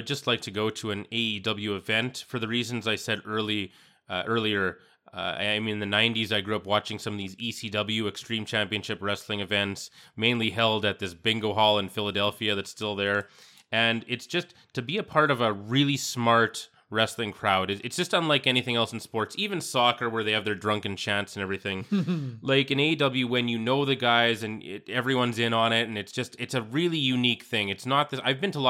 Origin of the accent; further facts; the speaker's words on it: Saskatchewan, Canada; I'm from Saskatchewan